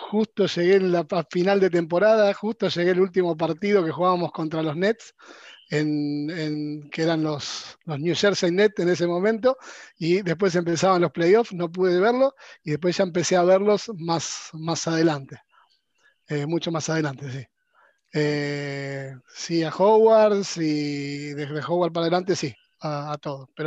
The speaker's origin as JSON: {"language": "Spanish", "town": "Buenos Aires", "country": "Argentina", "said": "soy de Buenos"}